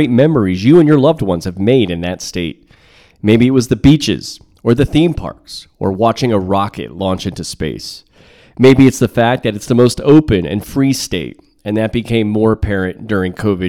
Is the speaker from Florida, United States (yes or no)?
yes; Broward County, Florida, United States; moved away as an adult; also born or lived in Miami; now in Guatemala City, Guatemala; I was born in Miami, grew up in Broward County